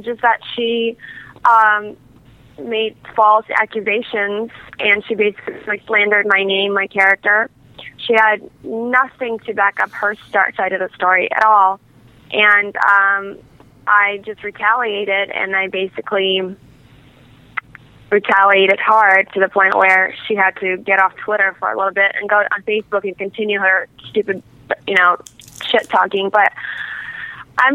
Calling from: Los Angeles, California, United States; calling from L.A.

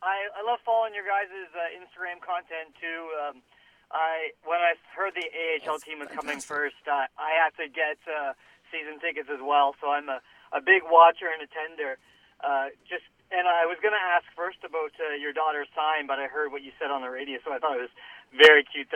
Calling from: Langley, British Columbia, Canada; I'm from Langley.

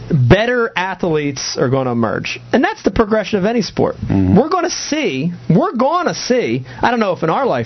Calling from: Charlotte, North Carolina, United States; I'm calling from Charlotte, North Carolina.

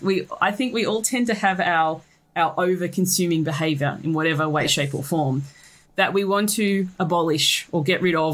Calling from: Australia; So I am joining you from Australia.

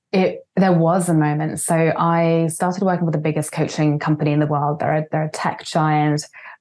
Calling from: Vancouver, British Columbia, Canada; I'm calling today from Vancouver, a beautiful city I used to live in, though now I'm based out of Spain.

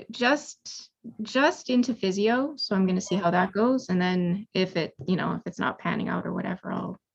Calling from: Edmonton, Alberta, Canada; So I am in Edmonton, Alberta

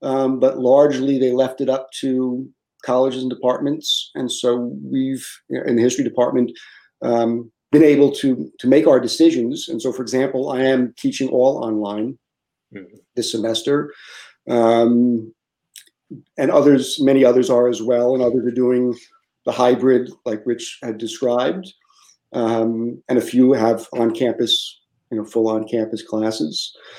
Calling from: Lafayette, Louisiana, United States; Yeah, so I'm in Lafayette, Louisiana.

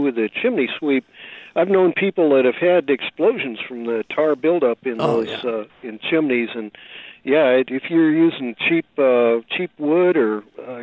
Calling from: California, United States; I'm calling you from California

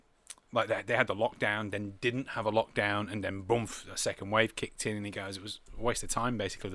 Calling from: Australia; I'm phoning from Australia.

